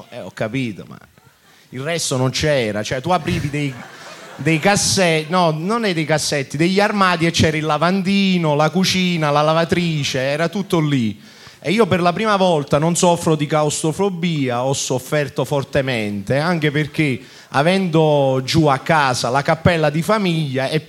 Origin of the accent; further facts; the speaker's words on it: Salerno, Campania, Italy; now in Milan, Italy; Salerno. Salerno.